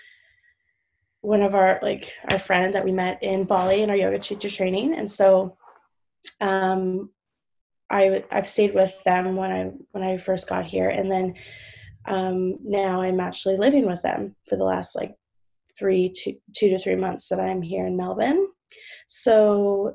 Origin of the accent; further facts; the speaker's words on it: Vancouver, British Columbia, Canada; from Vancouver, British Columbia, Canada